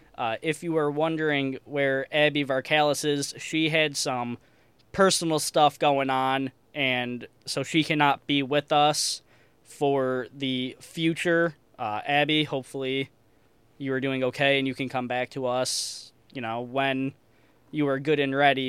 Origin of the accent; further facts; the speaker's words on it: Chicago, Illinois, United States; moved away as an adult; now in Davenport, United States; I'm from Chicago